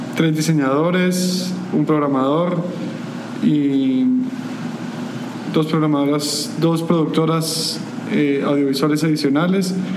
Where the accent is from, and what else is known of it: Guatemala